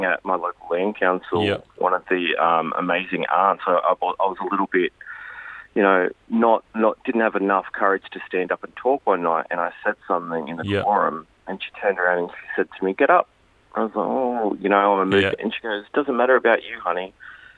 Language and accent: English; Bundeena, New South Wales, Australia; I grew up in the Southern Shire. I grew up in a little town called Bundina, which is right in the middle of the National Park.